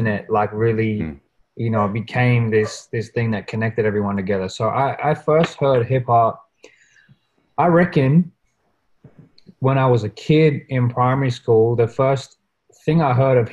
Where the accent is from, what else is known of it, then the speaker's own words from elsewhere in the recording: Australia; a Australian born to migrant parents in Australia